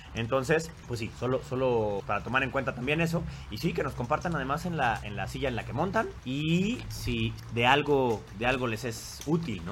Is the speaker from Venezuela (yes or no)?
no; Mexico; los mexicanos, cuando menos, hemos visto